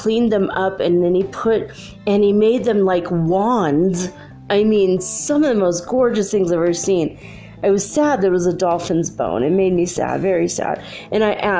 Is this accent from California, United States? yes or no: yes; California, United States; I'm from California.